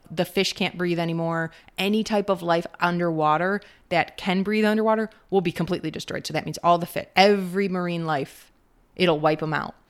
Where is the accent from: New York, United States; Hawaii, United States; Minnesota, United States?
Minnesota, United States; We're from Minnesota